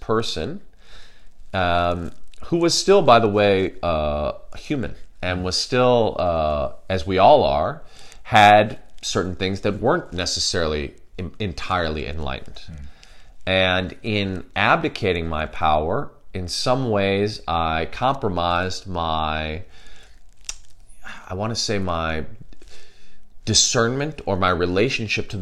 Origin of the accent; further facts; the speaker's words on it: Chicago, Illinois, United States; where I grew up in Chicago, obviously in the United States of America